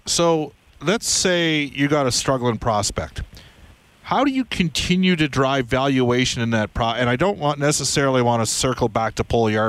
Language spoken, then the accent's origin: English; Edmonton, Alberta, Canada; Stu McGregor, who was my head coach growing up in Edmonton on the south side